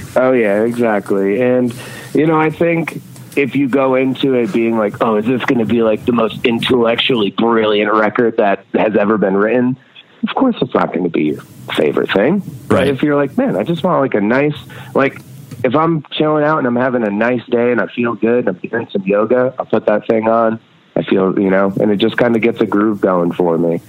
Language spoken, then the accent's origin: English; Red Hook, New York, United States; also born or lived in Rhinebeck, New York; I grew up, or I was born in Rhinebeck, New York, and grew up in Red Hook, New York